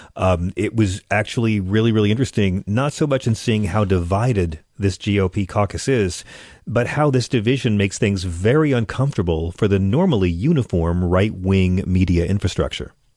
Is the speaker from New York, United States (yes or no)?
yes; Long Island, New York, United States; I grew up on Long Island